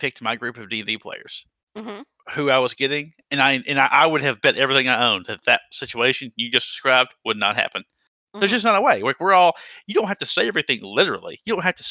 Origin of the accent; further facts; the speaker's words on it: the South, United States; I'm from the South